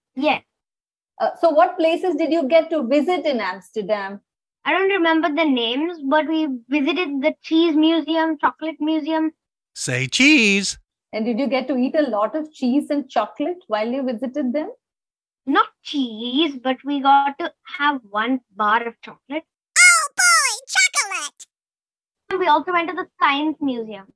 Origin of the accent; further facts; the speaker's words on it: Singapore; I'm from Singapore and I am 9 years old.